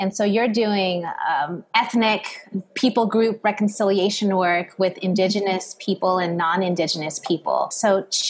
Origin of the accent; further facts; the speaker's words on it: San Diego, California, United States; as an American who was born and raised in San Diego, California